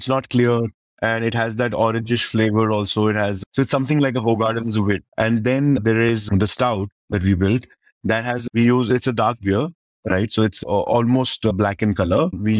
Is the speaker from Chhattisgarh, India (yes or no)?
yes; Chhattisgarh, India; And then we're from Chhattisgarh and nobody expects a beer coming out of Chhattisgarh. We are that remote part of the country where we will only don't expect world-class product or brands to come out.